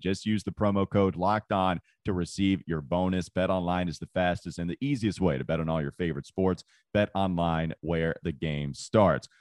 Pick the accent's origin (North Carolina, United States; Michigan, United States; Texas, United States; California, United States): North Carolina, United States; Claremont; growing up around Hickory, Claremont, North Carolina